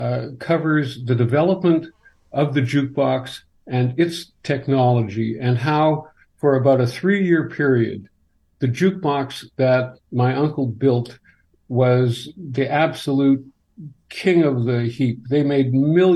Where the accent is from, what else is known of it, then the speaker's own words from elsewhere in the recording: Morden, Manitoba, Canada; I grew up in Morden